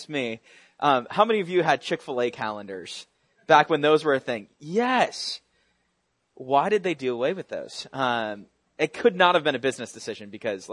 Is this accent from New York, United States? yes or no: yes; Buffalo, New York, United States; I was born in Buffalo, New York